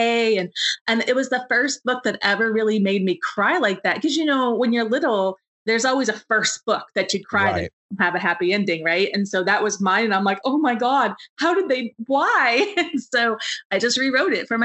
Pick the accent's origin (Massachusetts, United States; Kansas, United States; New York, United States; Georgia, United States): Kansas, United States; I grew up on a farm in Kansas